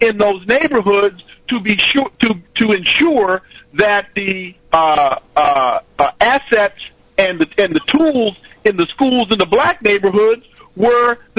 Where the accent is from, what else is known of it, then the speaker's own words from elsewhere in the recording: California, United States; moved away; I'm originally from California